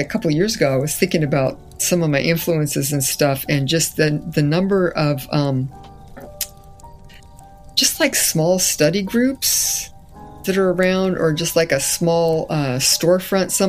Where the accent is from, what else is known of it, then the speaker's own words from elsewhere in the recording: Castro Valley, California, United States; also born or lived in Fresno, California; we grew up in Castro Valley